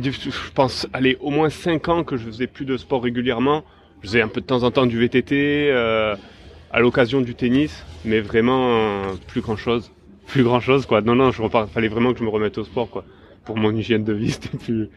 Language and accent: French; Var, Provence-Alpes-Côte d'Azur, France; now in Marseille, France; j'ai grandi dans, dans la, quoi, dans le Var beaucoup